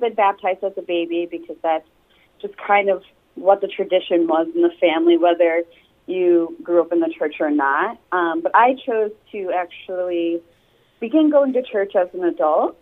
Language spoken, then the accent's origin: English; Sturgis, Michigan, United States; moved away as an adult; also born or lived in New York; now in California, United States; I'm actually originally from Sturgis, Michigan.